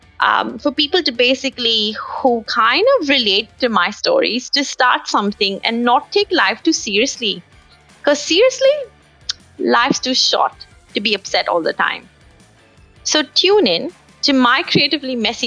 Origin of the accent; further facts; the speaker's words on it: India; now in Melbourne, Australia; as an Indian woman living by herself down under in beautiful Melbourne